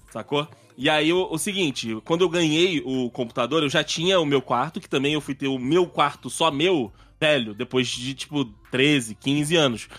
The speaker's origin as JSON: {"language": "Portuguese", "region": "Rio de Janeiro", "country": "Brazil", "tie": "born or raised there", "said": "quando eu era menor, quando eu era garoto, é, no Rio"}